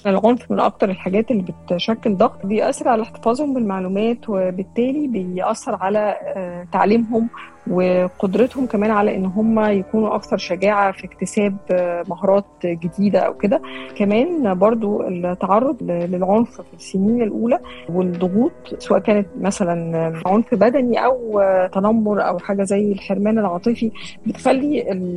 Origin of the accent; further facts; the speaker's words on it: Syria; ومن سوريا